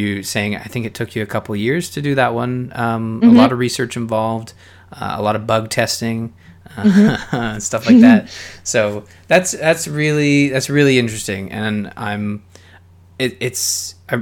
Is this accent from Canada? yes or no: yes; Canada; I'm Canadian.